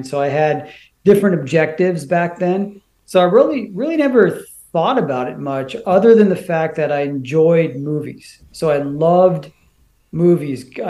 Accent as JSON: {"language": "English", "region": "Washington", "country": "United States", "tie": "born or raised there", "said": "So I grew up in the Pacific Northwest. Um, you know, went to school out in the Greater Seattle area"}